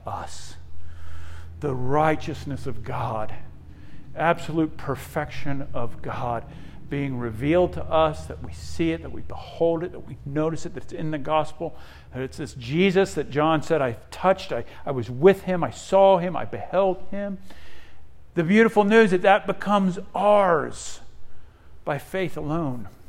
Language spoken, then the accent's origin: English; Australia; also born or lived in Netherlands (ancestry); now in United States; I was born in Australia, came to the U.S. in 1973